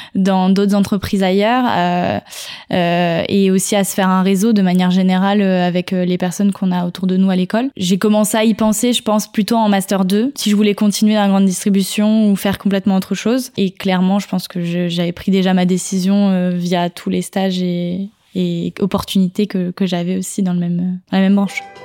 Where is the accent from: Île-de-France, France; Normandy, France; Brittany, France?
Normandy, France; now in Paris region, France; je suis normande